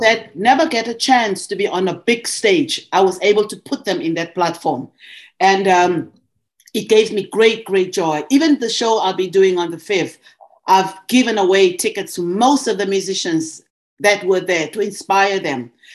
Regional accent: South Africa; moved away as an adult; also born or lived in Montreal, Canada; now in Ontario, Canada; I was from South Africa

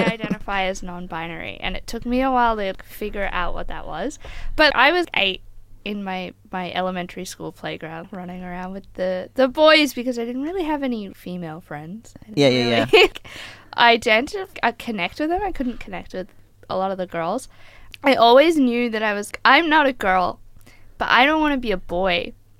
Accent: Queensland, Australia; also born or lived in Melbourne; I am a Queenslander. I was born in northern Queensland, so that's that. But I did start school in Melbourne, so we won't hold that against me.

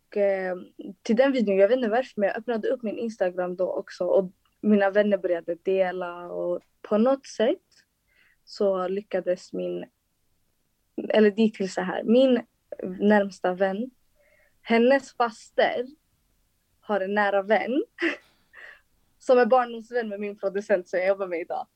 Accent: Solna, Stockholm County, Sweden; jag kommer från Solna

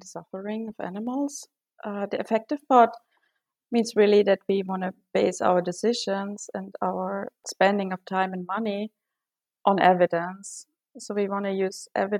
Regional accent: Germany; moved away as an adult; also born or lived in Stockholm; I grew up in Germany

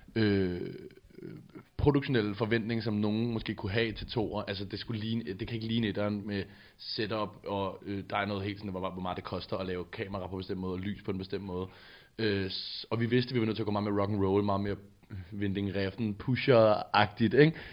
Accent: Amager, Capital Region of Denmark, Denmark; jeg voksede op på Amager

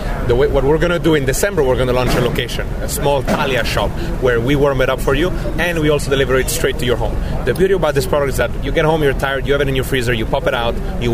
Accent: Naples, Campania, Italy

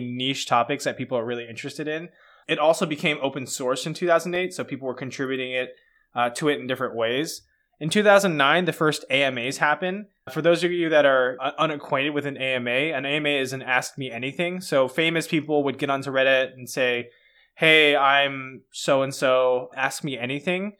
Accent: Atlanta, Georgia, United States; I'm from Atlanta

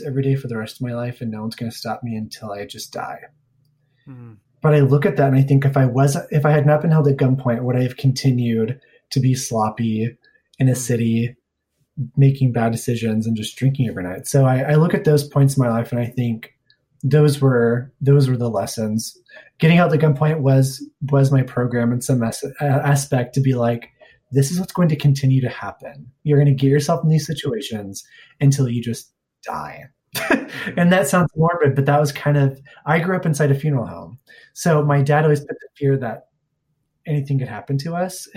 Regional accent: Springfield, United States; moved away as an adult; my hometown of Springfield

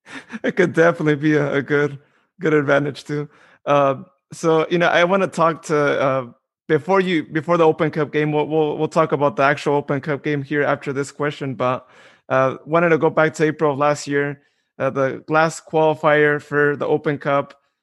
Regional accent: Modesto, California, United States; being my hometown, Modesto, born and raised, I'm still here

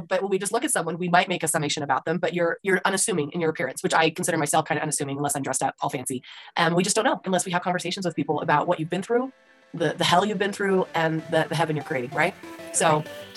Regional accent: Utah, United States; I'm from Utah, so we call it Twilla.

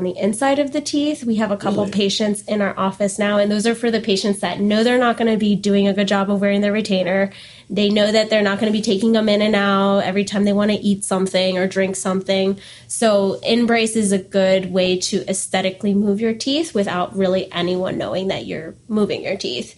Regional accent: Port St. Lucie, Florida, United States; also born or lived in Canada / Denver; I grew up in the Port St. Lucie area, and I always kind of saw it as home

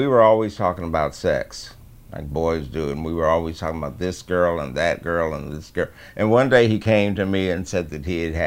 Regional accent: Hartford, Connecticut, United States; I was born in Hartford, February 22nd, 1941

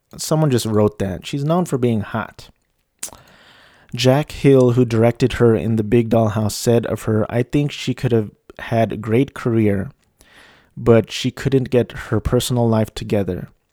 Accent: Philippines; moved away; my home country

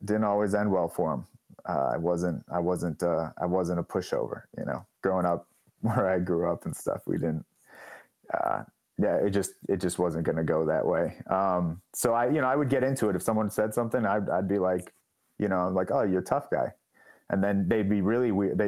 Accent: Oak Park, Illinois, United States; I grew up in Oak Park, which is like the first suburb on the west side of Chicago

